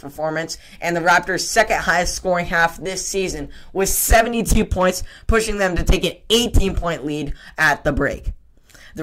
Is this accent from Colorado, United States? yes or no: yes; Boulder, Colorado, United States; moved away; I am originally from Boulder and even shopped at the King Supers where the shooting occurred